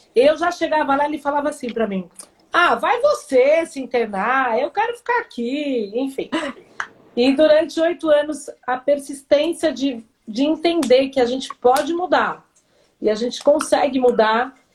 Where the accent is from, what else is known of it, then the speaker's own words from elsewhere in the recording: São Paulo, Brazil; eu nasci em São Paulo, tenho 51 anos